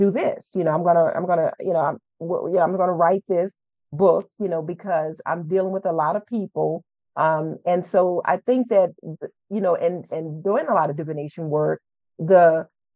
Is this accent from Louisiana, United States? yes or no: yes; New Orleans, Louisiana, United States; moved away as an adult; now in northern Louisiana, United States; I'm born and raised in New Orleans, Louisiana